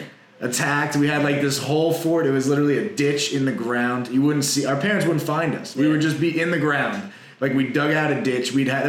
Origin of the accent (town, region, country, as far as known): United States; born or raised there